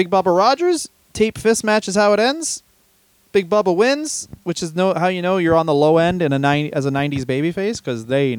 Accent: Canada; as a Canadian, WCW Saturday Night was how I watched WCW

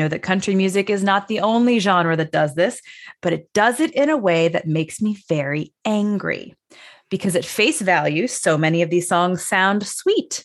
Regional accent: Chicago, Illinois, United States; I'm from Chicago

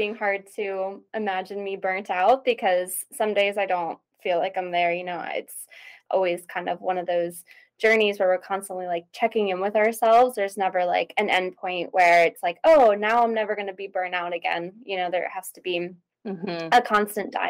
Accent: East Coast, United States; moved away as an adult; now in Idaho, United States; I'm originally from the East Coast. I live on the West Coast now. I live in Idaho

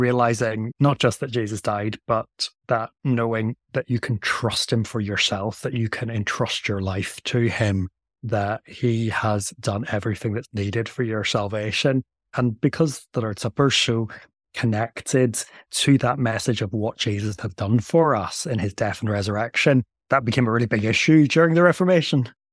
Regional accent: Northern Ireland, United Kingdom; moved away; also born or lived in Delaware, United States / England / Belgium; I come from Northern Ireland, which is why I have a strange accent

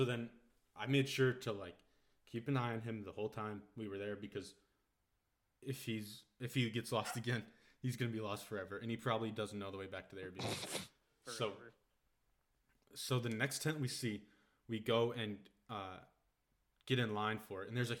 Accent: Wisconsin, United States; moved away as an adult; now in Germany

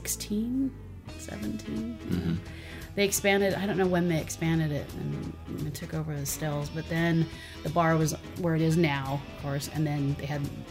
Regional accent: Carpinteria, California, United States; I was born in Carpenteria.

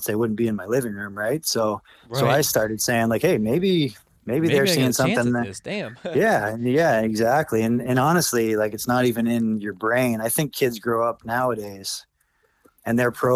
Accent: New Bedford, Massachusetts, United States; I grew up in New Bedford, Mass, a little blue-collar town up in South Shore, Mass, off the Cape

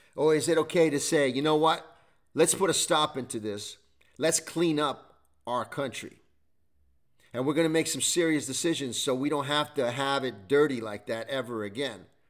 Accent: United States

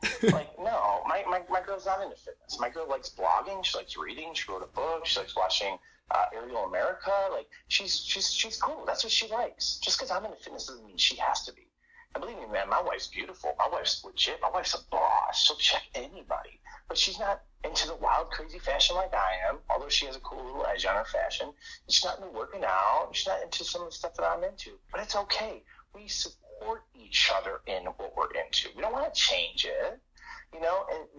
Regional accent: the North, United States; My wife is a Southern Baptist woman. I am from the North.

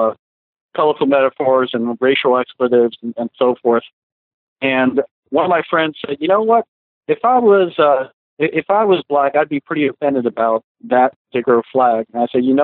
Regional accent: New Jersey, United States; I grew up in Jersey

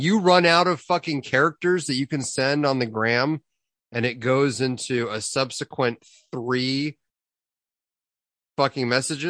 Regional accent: Idaho, United States; now in Kelowna, Canada; Anywho, 425 in my hometown in Idaho.

